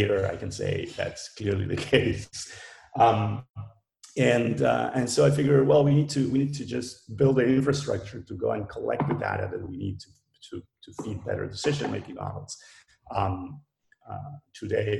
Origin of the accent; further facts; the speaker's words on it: Argentina; I'm from Argentina.